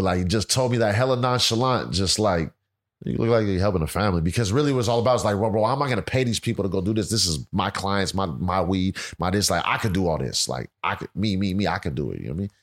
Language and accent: English; Pittsburg, California, United States; I'm born and raised in Pittsburgh, California. It's about, uh, twenty miles east of Oakland